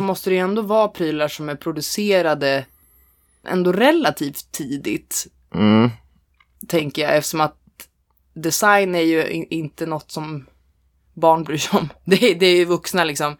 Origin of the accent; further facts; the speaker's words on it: Norrland, Sweden; jag är ändå från Norrland